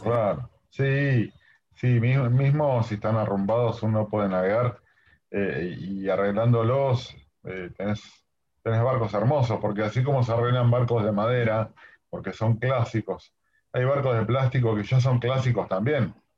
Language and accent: Spanish; Argentina; los argentinos somos muy buenos marineros